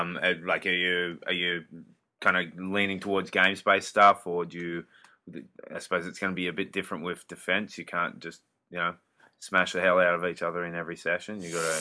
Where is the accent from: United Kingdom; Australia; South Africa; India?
Australia; as a Aussie rugby fan